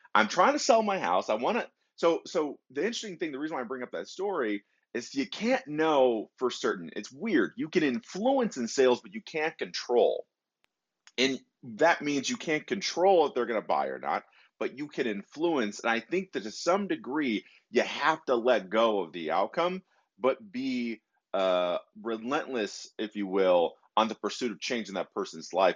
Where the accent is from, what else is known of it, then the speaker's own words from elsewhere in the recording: Detroit, Michigan, United States; moved away; they were from Detroit like me. I'm originally from Michigan